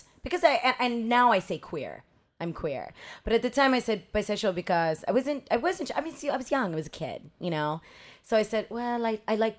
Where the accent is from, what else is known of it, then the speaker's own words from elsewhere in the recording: Los Angeles, California, United States; moved away as an adult; also born or lived in Mexico; now in San Francisco, United States; I grew up in Los Angeles. Okay. I came to this country when I was 4. I grew up in a really big Mexican family in Los Angeles